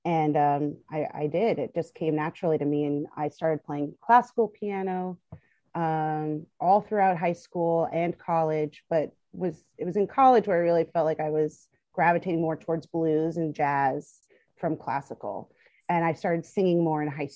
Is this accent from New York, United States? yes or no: yes; New York City, New York, United States; also born or lived in Brooklyn; I grew up in Manhattan, and I've lived pretty much all over the city